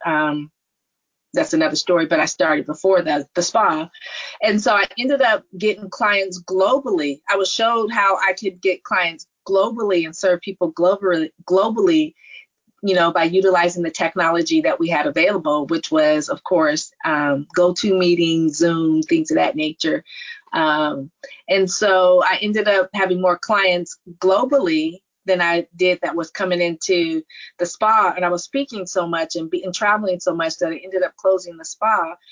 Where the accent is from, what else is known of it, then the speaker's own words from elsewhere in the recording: Stanford, California, United States; being born, raised in the Silicon Valley, born in Stanford